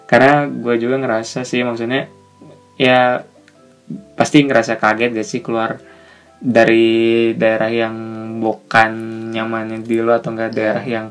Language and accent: Indonesian; West Java, Indonesia; born there; bokap asli Sunda dan karena gua yang lahir di Sunda karena gua lebih paham Sunda dari bokap gua